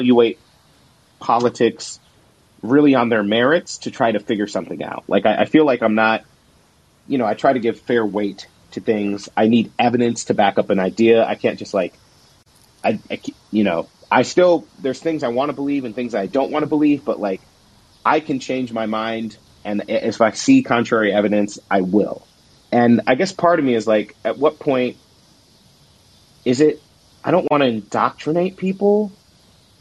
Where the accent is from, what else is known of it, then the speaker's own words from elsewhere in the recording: Southern Illinois, United States; I grew up with in Southern Illinois